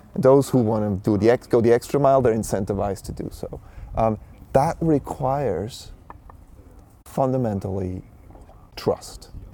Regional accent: Switzerland; I was born and raised in Switzerland

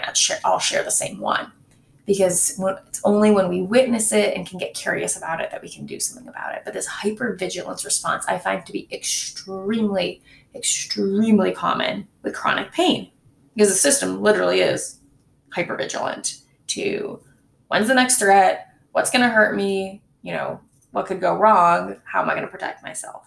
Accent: Michigan, United States; moved away; My hometown is in Michigan, and my parents still live there

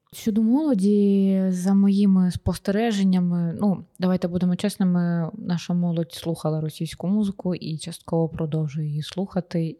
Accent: Sloviansk, Donetsk Oblast, Ukraine; я сама зі Сходу, зі Слов'янська

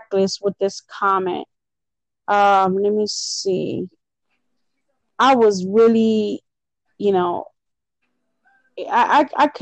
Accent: Leesburg, Florida, United States; my hometown, which is fucking ridiculous because Leesburg is not even about that lifestyle.

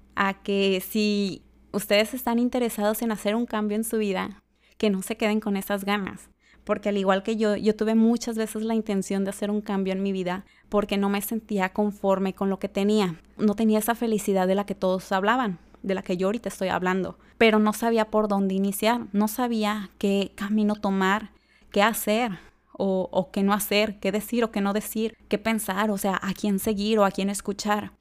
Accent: Tala, Jalisco, Mexico; also born or lived in Guadalajara; Yo soy de Tala, Jalisco, una ciudad pequeña cerca a Guadalajara

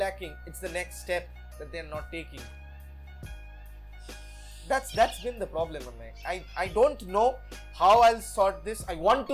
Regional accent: India; Me being an Indian

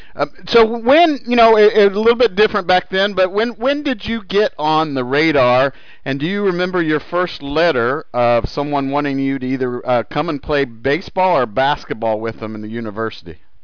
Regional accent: Indianapolis, Indiana, United States; born and raised in Indianapolis

